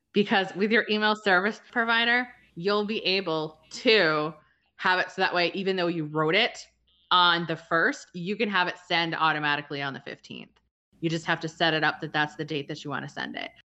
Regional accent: New England, United States; I'm from New England

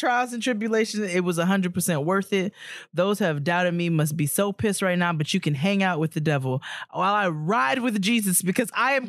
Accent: Brooklyn, New York, United States; I'm back in my hometown of Brooklyn, and come on, researching race, gentrification, and inequality.

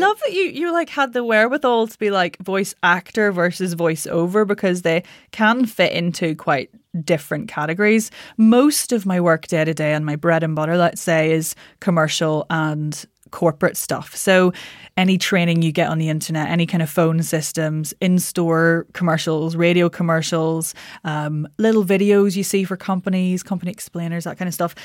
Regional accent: Northern Ireland, United Kingdom; moved away as an adult; also born or lived in London; I'm Northern Irish

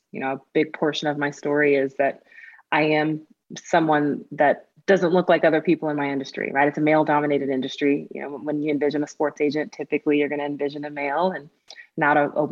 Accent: Tulsa, Oklahoma, United States; I'm originally from Tulsa, Oklahoma

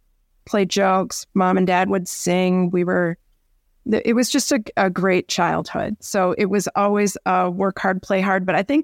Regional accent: Dubuque, Iowa, United States; now in Colorado, United States; I was a little girl growing up in Iowa. I live in Colorado now, but I was born and raised in Dubuque, Iowa, and had a pretty idyllic childhood.

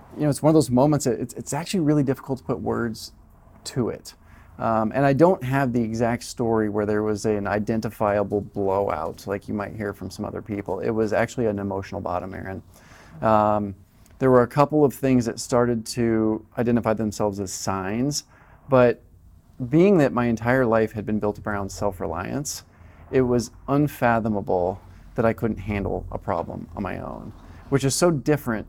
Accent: Colorado, United States; moved away as an adult; also born or lived in Southern California; I moved from Colorado, where I was raised, to Southern California

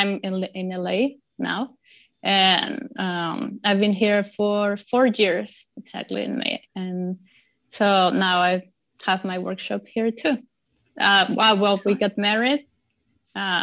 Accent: Mexico City, Mexico; moved away as an adult; now in Los Angeles, United States; I'm originally from Mexico City

